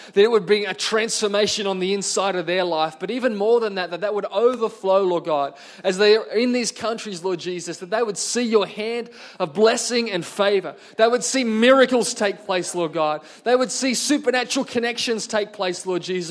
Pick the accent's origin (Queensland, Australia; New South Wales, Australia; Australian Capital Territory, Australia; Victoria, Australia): New South Wales, Australia; Singleton; I grew up in Singleton in the Hunter Valley